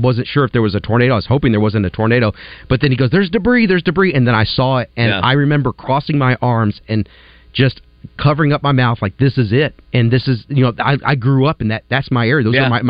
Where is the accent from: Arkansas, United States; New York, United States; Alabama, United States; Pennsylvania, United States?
Arkansas, United States; Sturbridge; born or raised there